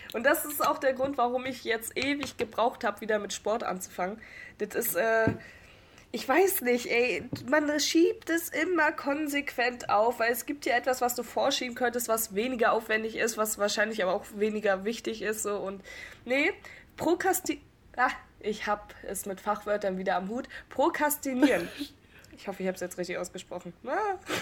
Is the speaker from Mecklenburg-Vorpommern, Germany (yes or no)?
yes; Rostock, Mecklenburg-Vorpommern, Germany; Bin ebenfalls 19 Jahre alt, komme ebenfalls aus Rostock